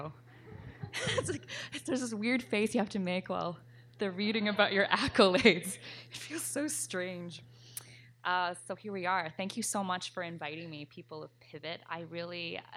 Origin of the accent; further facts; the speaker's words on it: Toronto, Ontario, Canada; as someone who's lived there since I was 10